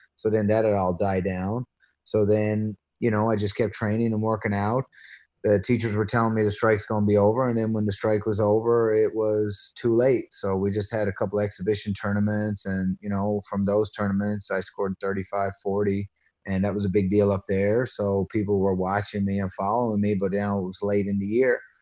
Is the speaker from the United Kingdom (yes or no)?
no; Patrick's Cove, Newfoundland and Labrador, Canada; also born or lived in Branch, Newfoundland; I grew up on, uh, uh, Placentia Bay out Route one hundred. It's a very small town